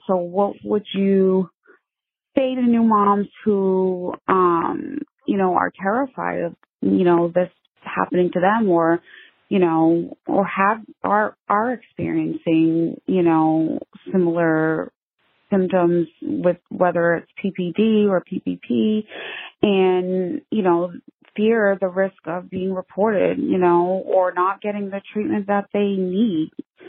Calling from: Massachusetts, United States; I'm calling from Massachusetts. I am a new mom.

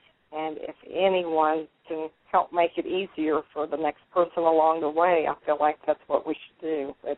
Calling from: Orange, Texas, United States; Well, I'm in the beautiful town of Orange, Texas, enjoying

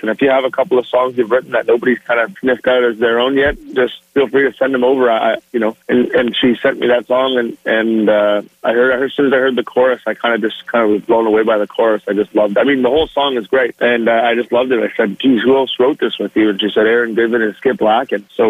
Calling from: Bowmanville, Ontario, Canada; No, I'm at home. I'm in Bowmanville, Ontario right now.

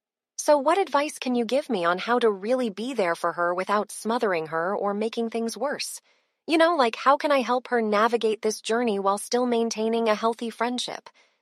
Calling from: Chicago, Illinois, United States; Hey, Brainwaves … from Chicago.

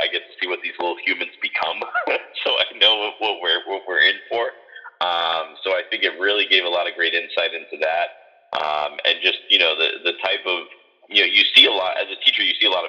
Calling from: Fort Lauderdale, Florida, United States; Calling in from beautiful Fort Lauderdale, Florida

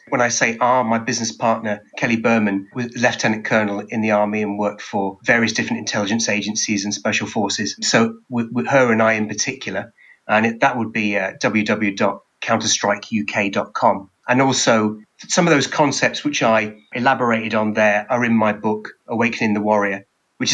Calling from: England, United Kingdom; I'm speaking here from England.

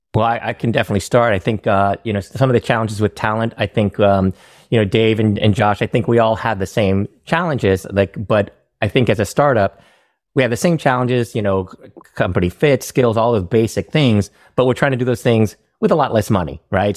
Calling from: San Francisco, California, United States; I'm calling in from San Francisco

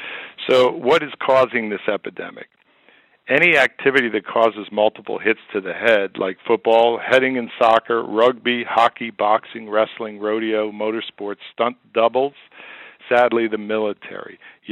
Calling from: Philadelphia, Pennsylvania, United States; We're calling from Philadelphia area, and this is Eagles country

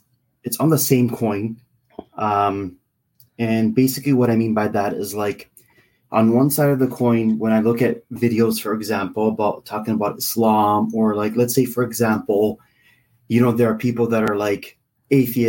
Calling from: Canada; I'm calling from Canada.

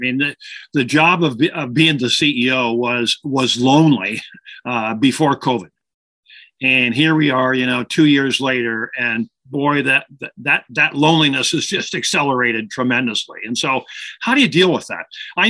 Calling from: Toronto, Ontario, Canada; calling in from Toronto, Canada today, just north of Toronto.

